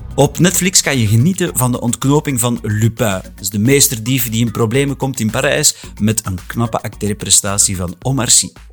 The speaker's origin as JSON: {"language": "Dutch", "region": "Flanders", "country": "Belgium"}